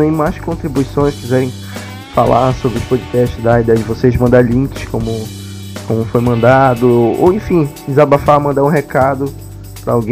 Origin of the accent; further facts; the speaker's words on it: São Paulo, Brazil; tá, sou de São Paulo.